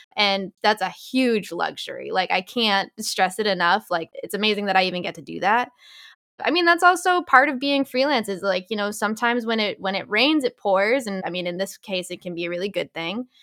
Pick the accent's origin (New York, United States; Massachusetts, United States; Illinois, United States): Massachusetts, United States; Boston; moved away as an adult; also born or lived in Los Angeles; I'm from the Boston area originally